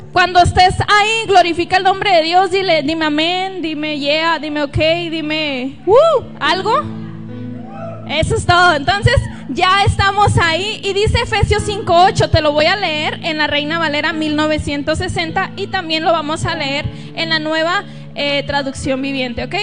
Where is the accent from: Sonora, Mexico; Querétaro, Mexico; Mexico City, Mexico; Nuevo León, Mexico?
Sonora, Mexico; Nogales; si notan algo raro en mi acento, yo soy de Nogales, Sonora. Y pues los de ahí hablamos un poquito raro